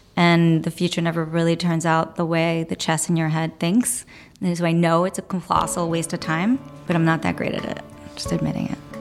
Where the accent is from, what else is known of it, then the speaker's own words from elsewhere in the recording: New York City, New York, United States; I grew up here. I grew up in Brooklyn